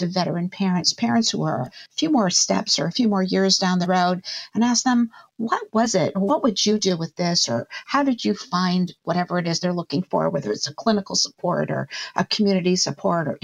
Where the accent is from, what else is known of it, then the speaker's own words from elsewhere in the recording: Boston, Massachusetts, United States; I moved back here. My family lives in Boston. I'm from the Boston area